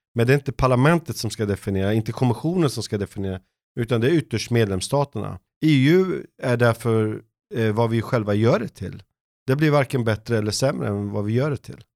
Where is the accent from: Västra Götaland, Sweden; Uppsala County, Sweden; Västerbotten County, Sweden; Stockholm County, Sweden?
Stockholm County, Sweden; Stockholm; moved away as an adult; also born or lived in Jönköping; jag var uppvuxen i norra Stockholm